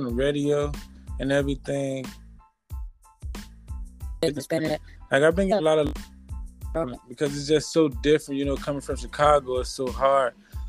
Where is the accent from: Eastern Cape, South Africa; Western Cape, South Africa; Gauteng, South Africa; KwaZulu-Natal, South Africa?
Western Cape, South Africa; Cape Town; Cape Town to be exact.